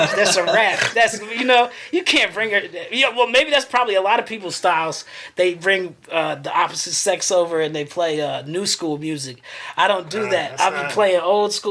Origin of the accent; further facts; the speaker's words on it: Asheville, North Carolina, United States; also born or lived in Spartanburg, South Carolina; now in Gastonia, United States; I'm from Asheville. I grew up in there